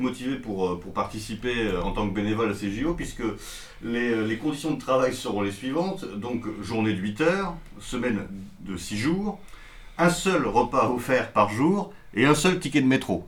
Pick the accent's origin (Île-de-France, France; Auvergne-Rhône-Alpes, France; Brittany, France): Île-de-France, France; Paris; en tant que Parisien